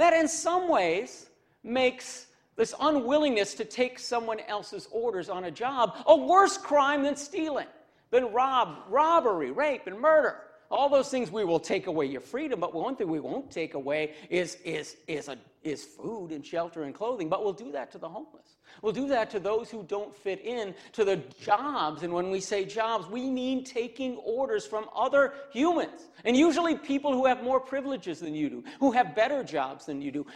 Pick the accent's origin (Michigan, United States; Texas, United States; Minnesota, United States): Michigan, United States; Cassopolis; I'm from Cassopolis, Michigan